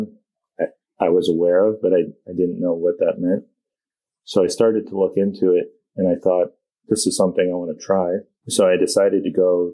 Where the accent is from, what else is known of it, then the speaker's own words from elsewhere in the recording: Vermont, United States; growing up in Vermont